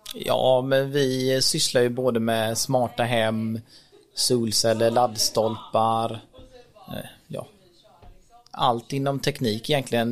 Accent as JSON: {"language": "Swedish", "town": "Rolfstorp", "region": "Halland County", "country": "Sweden", "tie": "born or raised there", "also_born_or_lived": "Sri Lanka", "said": "Kom till Sverige när jag var tre månader drygt i eh, ett litet samhälle som heter Rollstorp som ligger mellan Varberg och Ullared, som många känner till säkert. Och växte upp där när jag var liten"}